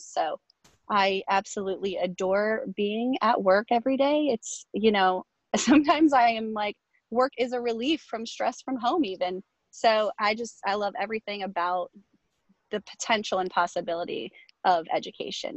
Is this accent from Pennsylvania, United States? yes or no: no; Virginia Beach, Virginia, United States; I went to school here. So it's like I returned home to my own district.